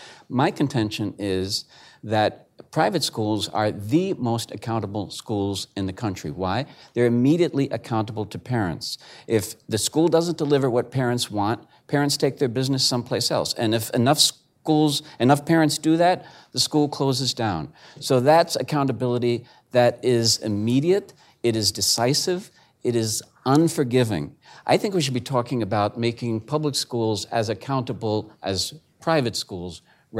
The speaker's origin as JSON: {"language": "English", "region": "Maryland", "country": "United States", "said": "And I'm from Maryland. We have, of course, the city of Baltimore."}